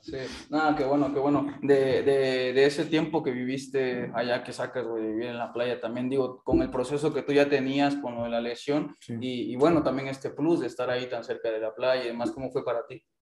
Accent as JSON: {"language": "Spanish", "country": "Mexico", "said": "nosotros como mexicanos"}